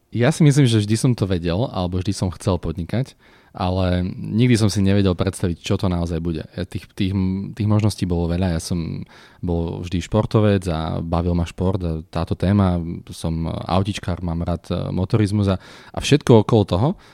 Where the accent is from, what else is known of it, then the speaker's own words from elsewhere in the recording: Slovakia; sme Slováci, sme odtiaľto